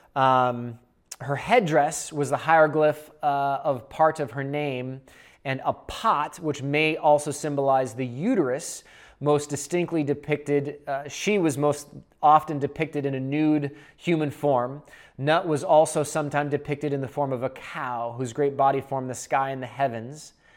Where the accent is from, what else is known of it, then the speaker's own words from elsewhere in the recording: Seattle, Washington, United States; moved away as an adult; also born or lived in Boulder, Colorado; I'm from the Northwest. I'm from Seattle. And when I was eighteen, I went to Boulder, Colorado